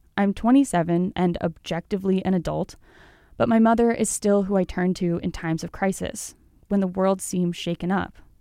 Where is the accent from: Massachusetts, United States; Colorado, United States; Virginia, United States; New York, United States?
Colorado, United States; now in Salt Lake City, United States; I'm from Colorado